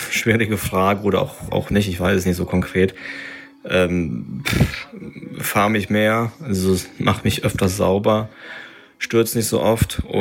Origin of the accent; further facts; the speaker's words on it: North Rhine-Westphalia, Germany; now in Lower Rhine, Germany; Highlight 2021 war die gemeinsame Radtour mit dem Ansgar von meiner neuen Heimat, dem Niederrhein, in meine alte Heimat, dem Sauerland